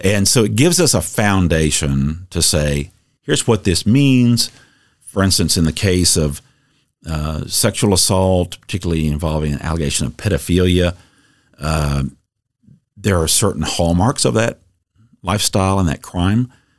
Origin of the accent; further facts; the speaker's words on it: Dallas, Texas, United States; I grew up in Dallas, son of a prosecutor in Dallas